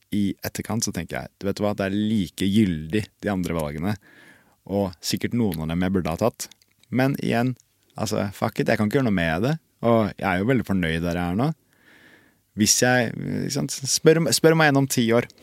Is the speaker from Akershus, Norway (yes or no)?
yes; Bærum, Akershus, Norway; jeg kommer fra Bærum